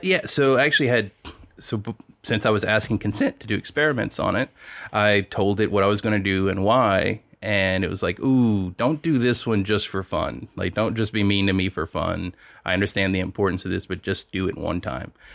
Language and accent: English; Louisiana, United States; moved away; also born or lived in Silicon Valley / Lafayette; I'm from Louisiana